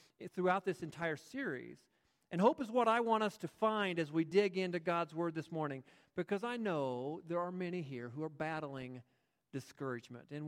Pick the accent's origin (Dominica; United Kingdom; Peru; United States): United States; I am proud to be an American.